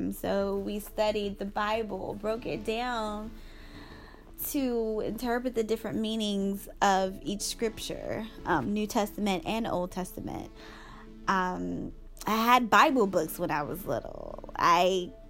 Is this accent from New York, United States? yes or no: no; Charlotte, North Carolina, United States; I'm from Charlotte, one of the churches in Charlotte